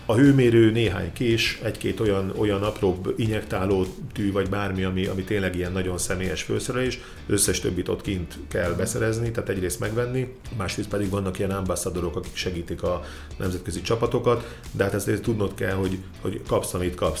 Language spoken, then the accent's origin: Hungarian; Szeged, Csongrád-Csanád, Hungary; Szegeden születtem